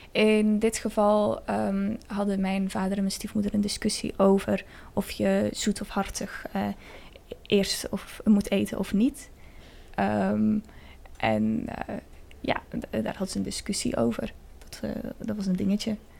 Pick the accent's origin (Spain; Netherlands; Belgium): Spain; moved away; plek waar ik ben opgegroeid, in Spanje